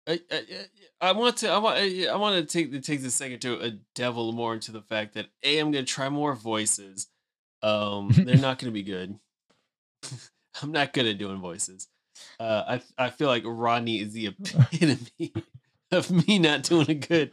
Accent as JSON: {"language": "English", "country": "United States", "said": "as an American"}